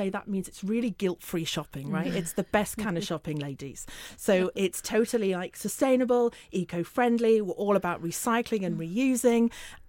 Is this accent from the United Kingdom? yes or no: yes; Northern England, United Kingdom; accent: northern; I should say that we are not just about London, hence my northern accent.